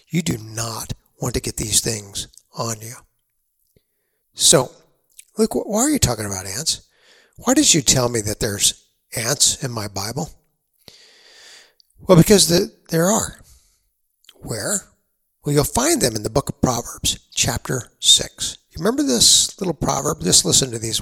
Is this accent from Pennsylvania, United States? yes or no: no; San Antonio, Texas, United States; Growing up in San Antonio, Texas